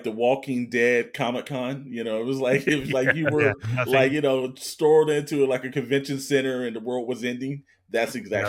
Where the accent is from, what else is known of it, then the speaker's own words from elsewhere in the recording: California, United States; we're from California.